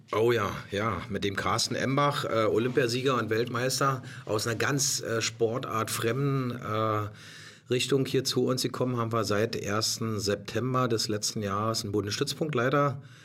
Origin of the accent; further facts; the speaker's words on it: Germany; also born or lived in Potsdam; als Deutscher